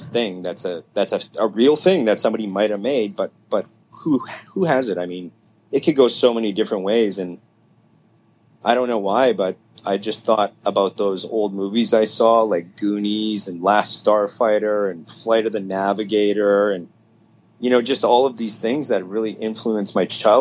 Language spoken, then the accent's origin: English; Winnipeg, Manitoba, Canada; lived in my hometown in Canada, which is Winnipeg, Manitoba.